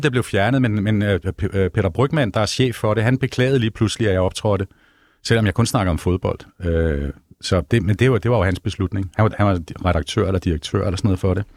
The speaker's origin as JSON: {"language": "Danish", "town": "Hellerup", "region": "Capital Region of Denmark", "country": "Denmark", "tie": "born or raised there", "said": "jeg er gammel Hellerup-dreng"}